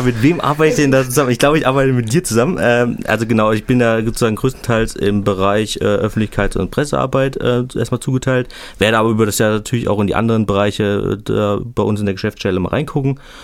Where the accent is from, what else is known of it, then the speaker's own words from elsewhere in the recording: Suhl, Thuringia, Germany; in meiner Heimatstadt Suhl in Südthüringen